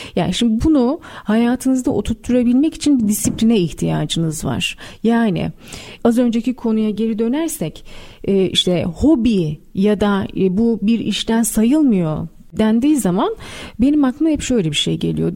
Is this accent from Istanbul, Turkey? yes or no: yes; Istanbul, Turkey; also born or lived in Malatya; Malatya doğumluyum hatırlıyorum. Çok küçük yaşta e, babamın işinden dolayı Malatya'ya gidiyoruz. Hmm. Annem orada doğum yapıyor ve ardından e, bir yaşındayken daha bir yaşında bile olmadan İstanbul'a geri dönüyoruz.